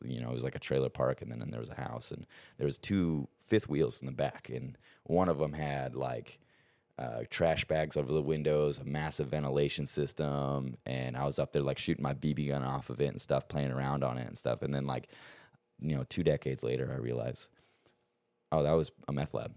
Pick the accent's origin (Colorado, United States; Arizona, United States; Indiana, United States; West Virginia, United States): Arizona, United States; also born or lived in Montana; we grew up in Montana um, until I was about eight, and then I moved down to Arizona with my dad